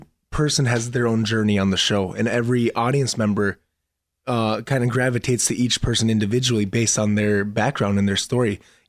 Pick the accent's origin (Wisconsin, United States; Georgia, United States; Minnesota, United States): Minnesota, United States; Minneapolis; We grew up in Minneapolis, in Minnesota. There's a lot of lakes.